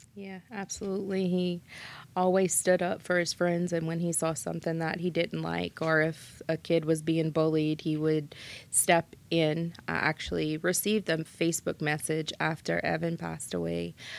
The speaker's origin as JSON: {"language": "English", "town": "Schriever", "region": "Louisiana", "country": "United States", "tie": "born or raised there", "said": "I'm originally from Shriver."}